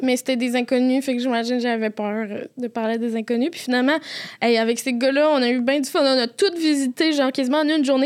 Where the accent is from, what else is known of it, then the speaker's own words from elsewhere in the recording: Quebec City, Quebec, Canada; accent: Quebec City accent; je viens de Québec, je l'ai dit avec l'accent de Québec